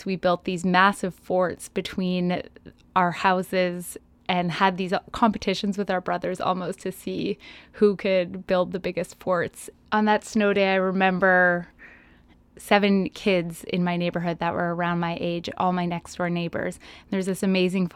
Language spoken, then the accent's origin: English; Calgary, Alberta, Canada; I grew up in Calgary, and the winters in Calgary are a bit different than the rest of Canada